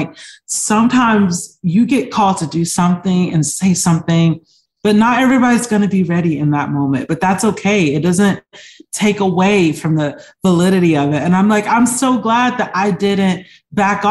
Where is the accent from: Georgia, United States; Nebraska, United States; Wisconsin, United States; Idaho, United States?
Georgia, United States; Atlanta; I'm from Atlanta